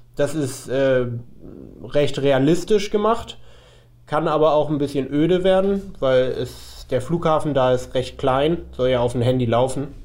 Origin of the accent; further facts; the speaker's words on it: Hamburg, Germany; ich bin ja aus Hamburg